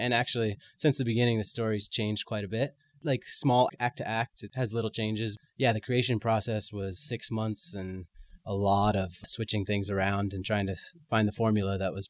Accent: San Francisco, California, United States; moved away as an adult; also born or lived in Montreal; I grew up in San Francisco.

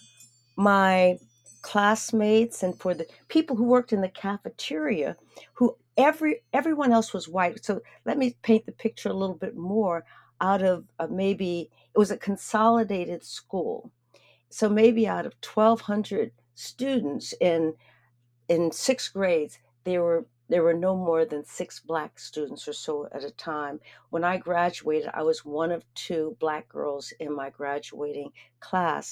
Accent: Erie, Pennsylvania, United States; I grew up in Erie, Pennsylvania

